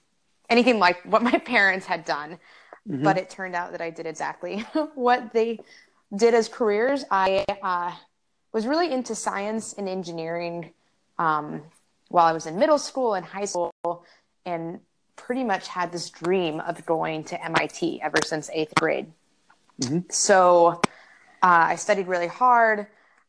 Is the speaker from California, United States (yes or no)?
no; San Antonio, Texas, United States; also born or lived in all over the country; And I am from San Antonio, Texas, but grew up all over the country because I come from a military family.